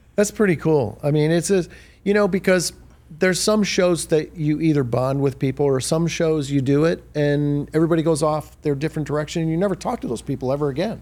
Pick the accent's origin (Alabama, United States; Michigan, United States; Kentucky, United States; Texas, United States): Michigan, United States; Detroit; a kid born and raised in Detroit